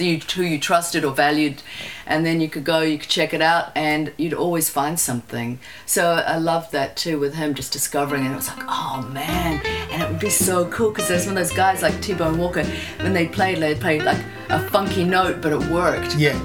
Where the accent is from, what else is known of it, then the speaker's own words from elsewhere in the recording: Wellington, New Zealand; I grew up in Plymouth or Mana, and then we moved to Hataitai